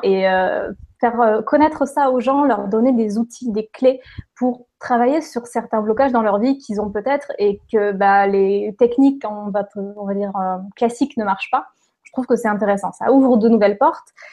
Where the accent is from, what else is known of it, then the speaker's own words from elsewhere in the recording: Lorraine, Grand Est, France; also born or lived in Toulouse, France / southern France; now in Quebec, Canada; je suis née en Lorraine, effectivement, donc dans l'est de la France. J'ai passé, on va dire, les presque 20 dernières années dans le sud de la France, dont les 10 dernières à Toulouse